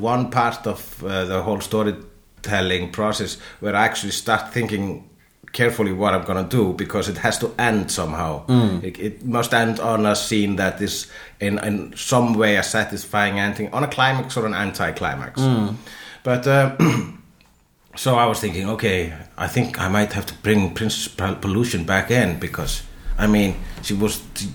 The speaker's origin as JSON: {"language": "English", "country": "Iceland", "said": "I am Icelandic"}